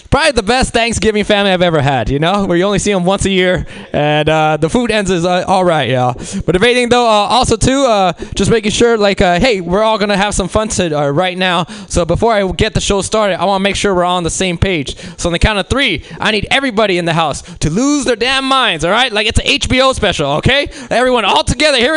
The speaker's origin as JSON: {"language": "English", "region": "Mexico City", "country": "Mexico", "tie": "born there", "said": "I'm a New Age Mexican, which means I was born in Mexico City."}